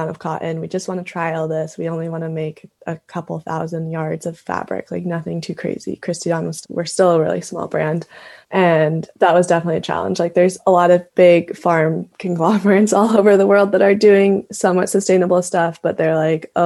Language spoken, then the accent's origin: English; Montana, United States; I was born and raised in Montana